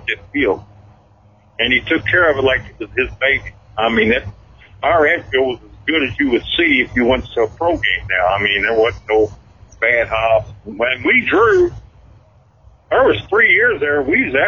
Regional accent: Louisville, Kentucky, United States; I grew up in the South End, I grew up off of New Cut Road

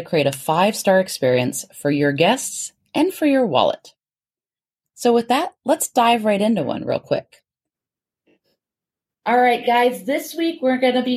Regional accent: Florida, United States; we're from Florida

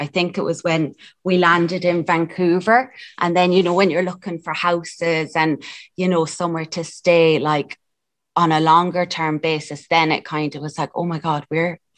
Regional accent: Mayo, Connacht, Ireland; moved away as an adult; also born or lived in Dublin / Canada; we're both from Mayo

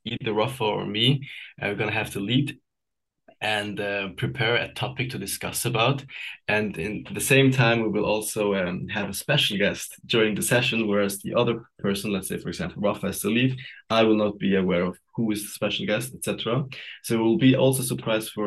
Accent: Zurich, Switzerland; also born or lived in Sweden; Born and raised in Zurich, Altstetten

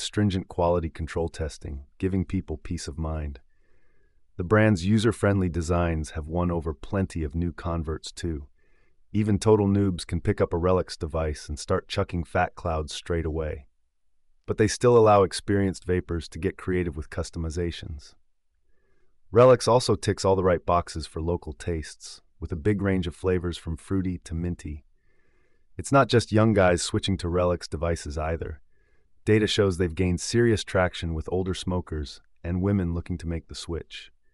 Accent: England, United Kingdom; accent: English; my English accent

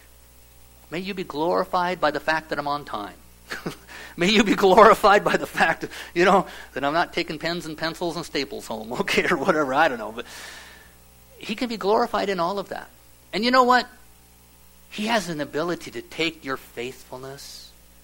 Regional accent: Nebraska, United States; I grew up in Nebraska. It's a lot of small towns where I grew up.

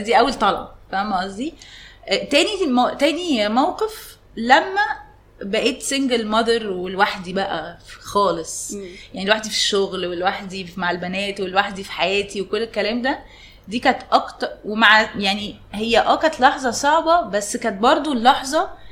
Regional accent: Egypt; عندنا في مصر

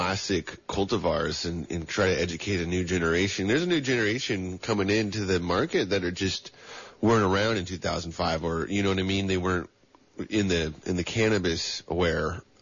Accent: El Dorado County, near South Lake Tahoe, California, United States; I grew up in the El Dorado County near South Lake Tahoe off of Highway 50

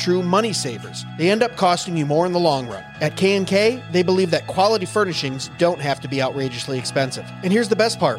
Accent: Michigan, United States; I grew up in Michigan

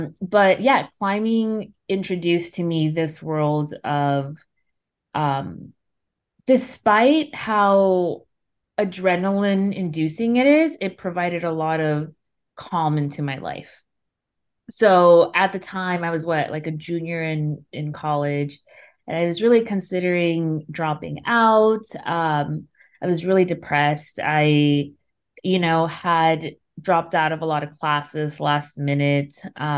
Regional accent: Los Angeles, California, United States; I grew up in South LA, South Los Angeles, which is a, you know, it's kind of like a rough neighborhood, and there's very limited recreational opportunities and programs for kids.

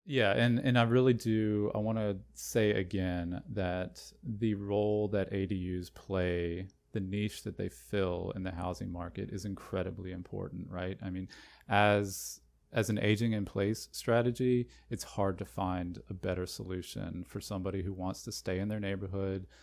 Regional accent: North Carolina, United States; moved away as an adult; also born or lived in Canada; born and raised in North Carolina

